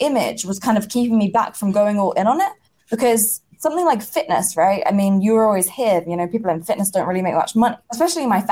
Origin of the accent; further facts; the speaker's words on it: England, United Kingdom; I grew up in England